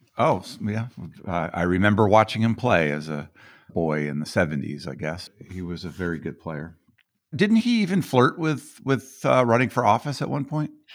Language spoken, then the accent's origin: English; Boulder, Colorado, United States; I grew up in Boulder. I, I'm from Boulder myself